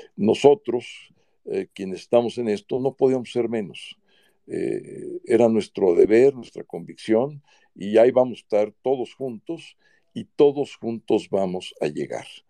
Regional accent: Mexico; antes de ser panista soy mexicano eh, y soy ciudadano

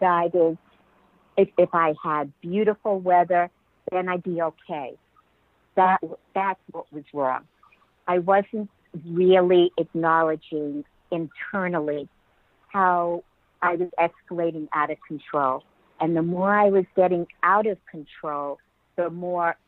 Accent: Merrick, New York, United States; moved away as an adult; now in San Diego, United States; I grew up in Merrick, Long Island, I grew up in the cold

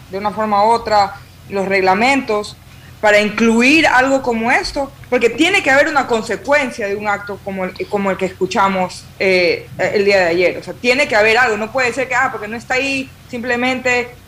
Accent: Ecuador; Y ahí es donde tenemos que nosotros como, como ecuatorianos comenzar a ver por quién votamos

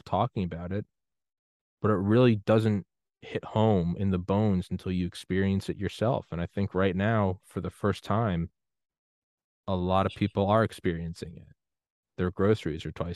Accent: New Hampshire, United States; moved away as an adult; also born or lived in Georgia; I grew up in New Hampshire

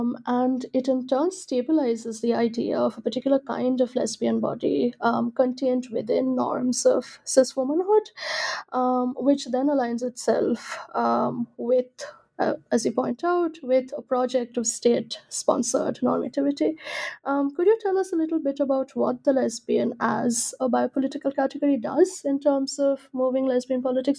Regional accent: India; I'm from India, and there are not many or any lesbian bars that I know

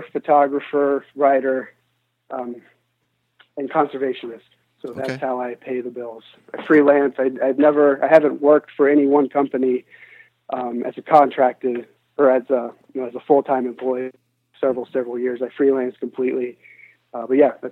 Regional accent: United States; we come from the United States

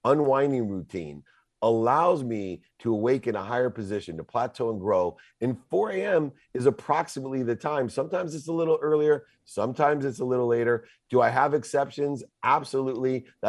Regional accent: California, United States; But you know, I'm from Southern California.

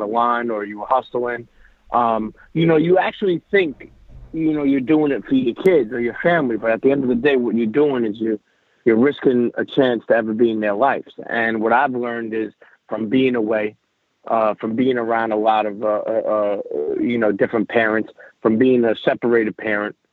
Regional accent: New York City, New York, United States; also born or lived in Bensonhurst, Brooklyn; I grew up in Coney Island, Brooklyn. And, you know, I'm an Italian, but I grew up in Coney Island, Brooklyn

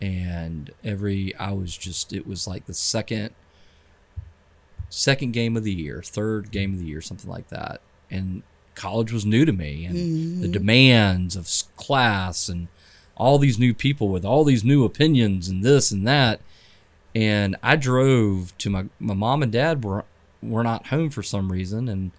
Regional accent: Clemson, South Carolina, United States; I grew up in Clemson. Went to Daniel High School

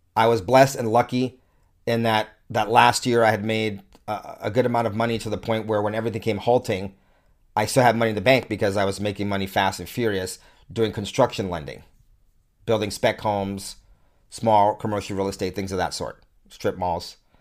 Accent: United States; I'm an American, an American consumer with a family and children

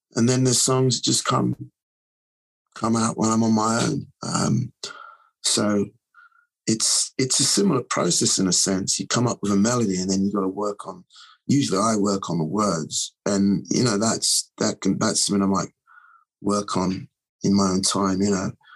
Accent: London, United Kingdom; now in New York, United States; I was over there, over from New York, back in my hometown

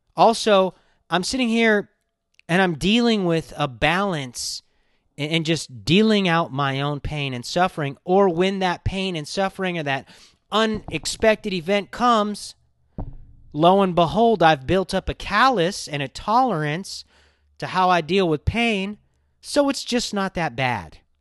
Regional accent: Los Angeles, California, United States; I grew up in Hollywood

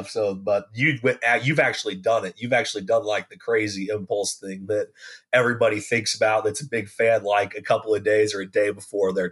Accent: Kansas City, United States; I am from around the Kansas City area

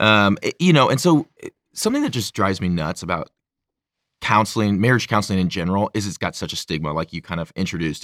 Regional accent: St. Louis, Missouri, United States; I'm from St. Louis

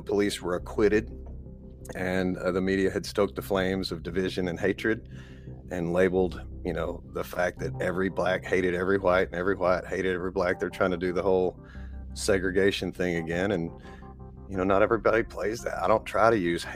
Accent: East Texas, United States; I'm a carpenter from East Texas

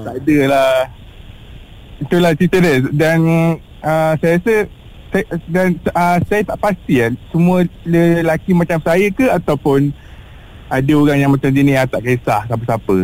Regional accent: Gombak, Selangor, Malaysia; moved away as an adult; now in Kajang, Malaysia; Saya asal daripada Gombak

